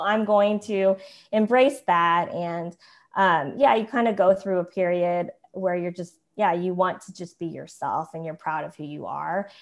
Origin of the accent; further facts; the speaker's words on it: Tulsa, Oklahoma, United States; moved away as an adult; also born or lived in South Korea; now in Atlanta, United States; growing up in Tulsa, Oklahoma, and I was adopted in the seventies